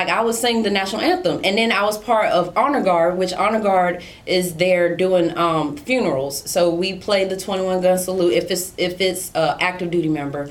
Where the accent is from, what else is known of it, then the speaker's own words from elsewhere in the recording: New York City, New York, United States; also born or lived in South Carolina / Houston, Texas; now in California, United States; So I was born in Brooklyn, and my family was born in Brooklyn, New York, like all Kings County Hospital